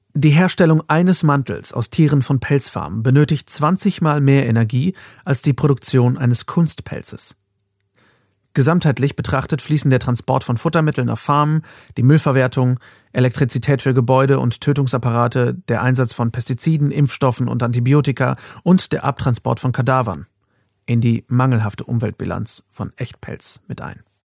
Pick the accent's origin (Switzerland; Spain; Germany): Germany; bei uns in Deutschland